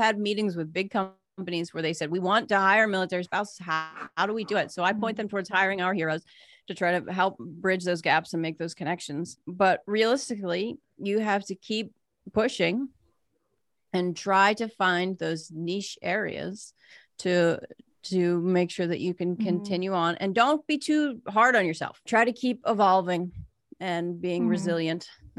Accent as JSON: {"language": "English", "town": "Pittsburgh", "region": "Pennsylvania", "country": "United States"}